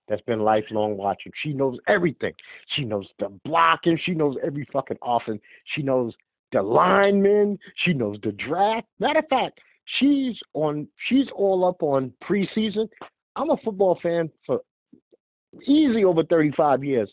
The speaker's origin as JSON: {"language": "English", "town": "New York City", "region": "New York", "country": "United States", "tie": "born or raised there", "said": "being born and raised in Brooklyn?"}